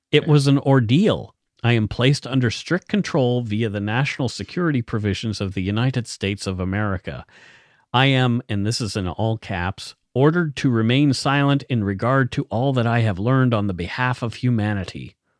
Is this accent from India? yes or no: no; near Italy Cross, Nova Scotia, Canada; that is very close to where I grew up.